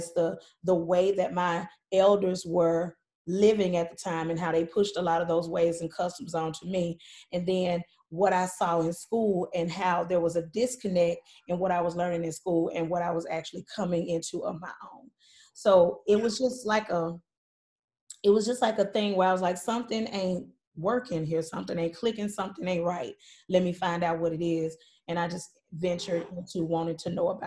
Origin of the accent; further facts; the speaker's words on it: Mississippi, United States; I grew up in Mississippi